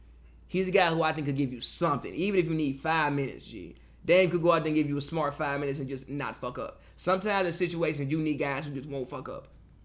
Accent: Chicago, Illinois, United States; I'm from Chicago, bro.

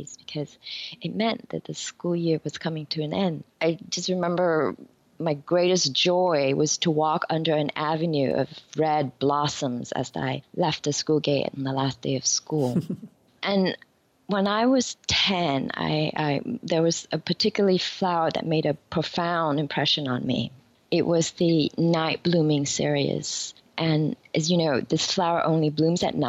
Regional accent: Vietnam; now in New York, United States; When I was growing up in Vietnam, flowers were a big part of our life

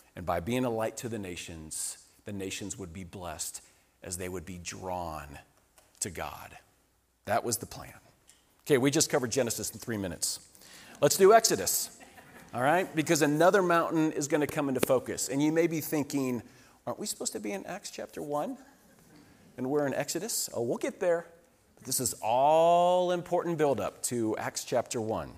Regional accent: Colorado, United States; we come from Colorado

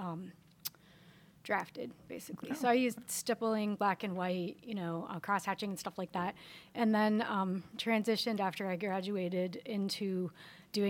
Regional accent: Pittsburgh, Pennsylvania, United States; moved away as an adult; I'm from Pittsburgh

